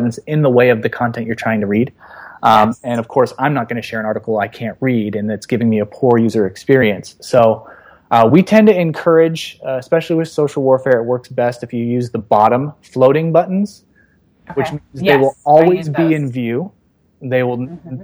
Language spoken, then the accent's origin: English; Los Angeles, California, United States; my hometown, Los Angeles